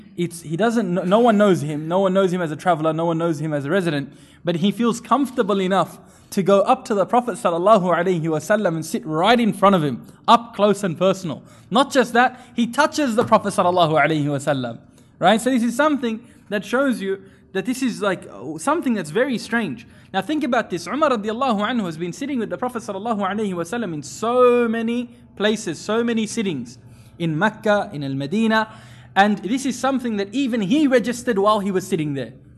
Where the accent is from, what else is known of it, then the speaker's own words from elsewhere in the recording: India; I'm from India